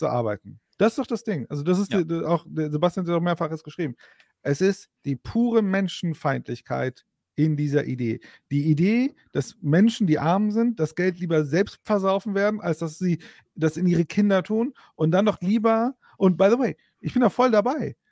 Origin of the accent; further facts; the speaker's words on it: Bochum, North Rhine-Westphalia, Germany; now in Frankfurt, Germany; ich bin auch aus Bochum.